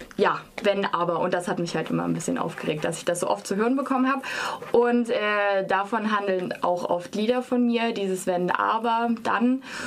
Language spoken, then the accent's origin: German; Dresden, Saxony, Germany; moved away as an adult; now in Freiburg, Germany; ich komme ursprünglich aus Dresden